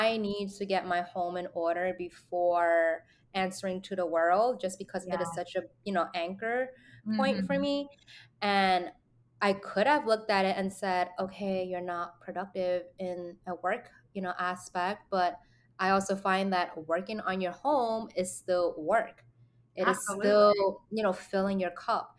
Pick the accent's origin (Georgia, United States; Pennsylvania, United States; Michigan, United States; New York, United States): New York, United States; New York City; being a New Yorker